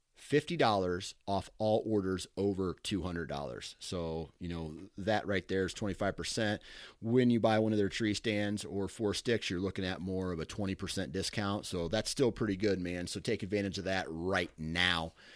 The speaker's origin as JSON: {"language": "English", "region": "Iowa", "country": "United States", "tie": "born or raised there", "said": "I grew up one way in Iowa"}